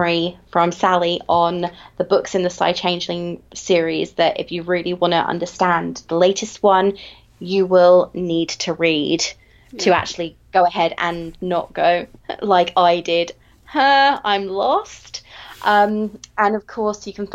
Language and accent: English; England, United Kingdom; I am English